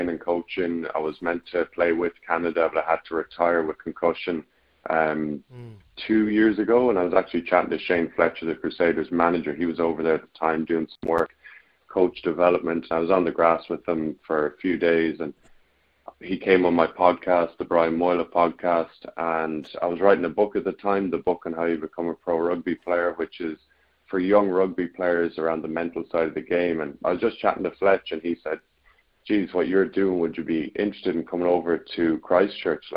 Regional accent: Ireland; I'm Irish

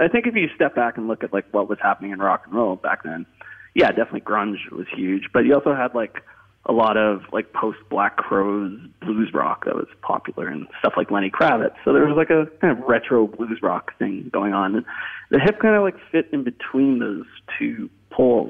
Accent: Canada; growing up in Canada

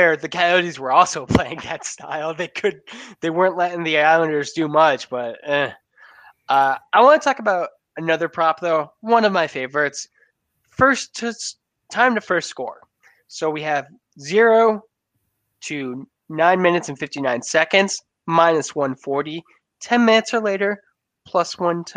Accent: Western New York State, United States; moved away; as a person who was born and lived the early years of my life in Western New York State

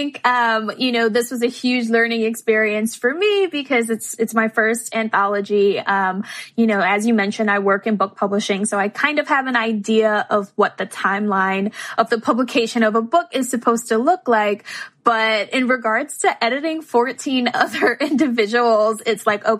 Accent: New York City, New York, United States; I'm from the Bronx

